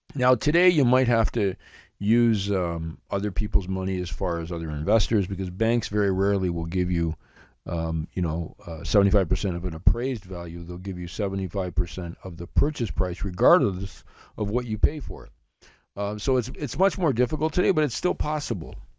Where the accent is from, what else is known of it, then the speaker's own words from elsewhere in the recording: Blenheim, Ontario, Canada; my hometown of Blenheim, Ontario